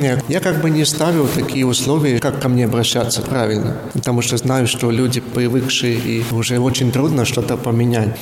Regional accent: Zilupe, Ludza Municipality, Latvia; also born or lived in Rēzekne / Preiļi; Это мой родной город и родной приход

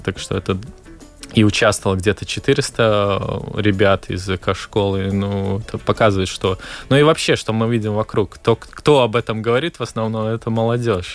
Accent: Valka, Latvia; я сам из Валки

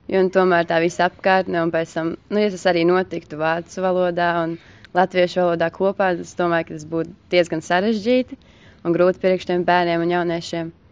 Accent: Latvia; now in Germany; Es domāju, ka nē, jo mēs arī starpā esam jaunieši latvieši, kas te satiekās

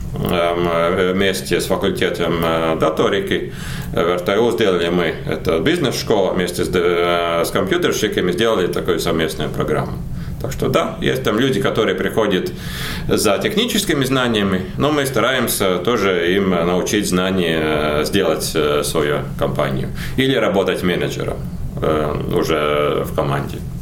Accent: Latvia; Мы как бы в Латвии

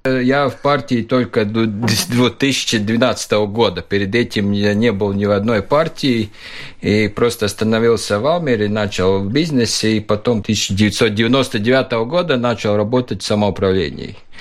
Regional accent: Valka, Latvia; Russian is a second language; moved away as an adult; also born or lived in Riga, Latvia; now in Valmiera, Latvia; Я э, из Валки, и ушел учиться в Ригу

